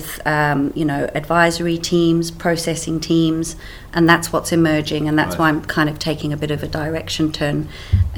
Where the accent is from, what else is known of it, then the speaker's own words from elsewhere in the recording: Cape Town, Western Cape, South Africa; accent: South African; moved away as an adult; also born or lived in Swaziland; now in United Kingdom; My accent comes from South Africa. I grew up in South Africa